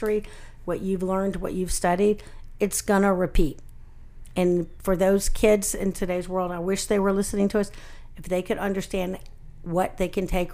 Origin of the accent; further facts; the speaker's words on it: Alabama, United States; I grew up in Alabama